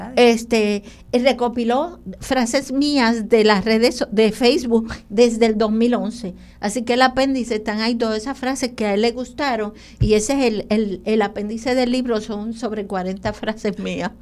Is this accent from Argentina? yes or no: no; Loíza, Puerto Rico; yo soy loiseña